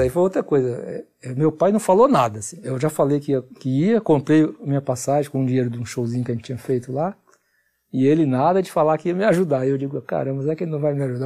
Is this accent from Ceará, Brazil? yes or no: yes; Fortaleza, Ceará, Brazil; also born or lived in Camocim, Ceará; now in São Paulo, Brazil; a gente mudou de Camusim para Fortaleza, morei em Camusim até os 9 anos.